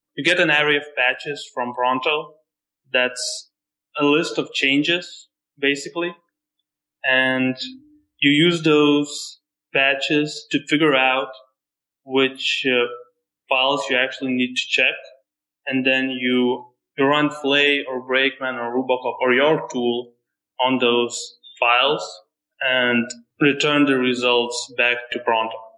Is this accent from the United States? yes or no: no; Lithuania; I'm not from USA. I'm from Lithuania